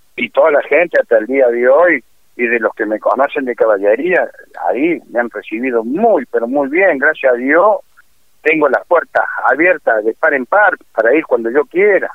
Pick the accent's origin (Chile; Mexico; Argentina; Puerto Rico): Argentina; La Calera, Córdoba; Yo soy de, la provincia de Córdoba, de la ciudad de La Calera